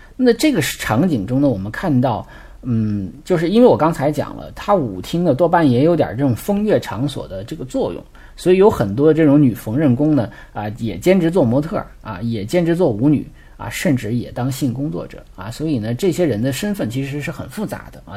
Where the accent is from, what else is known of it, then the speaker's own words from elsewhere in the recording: China; 因为我们中国人是比较喜欢社交，比较喜欢扎堆儿的